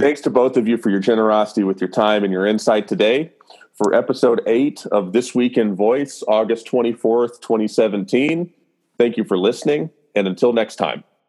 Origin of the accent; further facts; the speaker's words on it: the South, United States; now in Nashville, United States; I'm born and raised in the South, live in Nashville